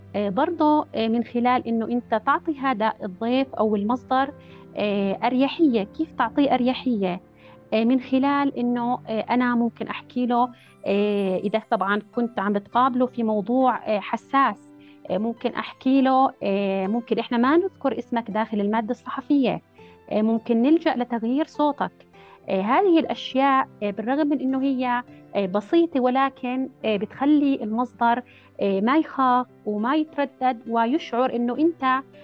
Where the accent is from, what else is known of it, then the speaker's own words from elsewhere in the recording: Jordan; عندنا في الأردن